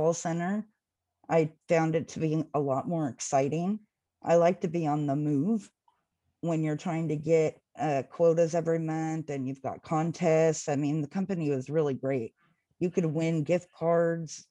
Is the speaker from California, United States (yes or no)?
yes; Jackson, California, United States; also born or lived in Manteca, California; I grew up between two towns, Jackson, California, which is about 45 minutes north in the Sierra Mountains, and in Manteca, which is about 15 minutes south of where I'm at now